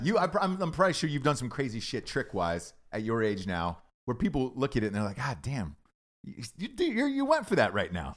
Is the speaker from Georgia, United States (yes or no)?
yes; Georgia, United States; now in Los Angeles, United States; I grew up in the South